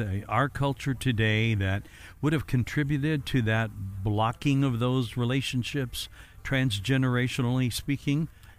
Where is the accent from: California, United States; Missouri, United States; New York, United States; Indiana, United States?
Indiana, United States; Evansville; moved away; my hometown was Evansville.